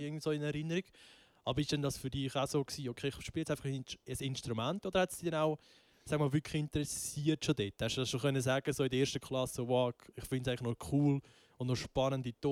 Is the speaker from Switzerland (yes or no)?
yes; Einsiedeln, Schwyz, Switzerland; Ich bin 21 und komme von Einsiedeln.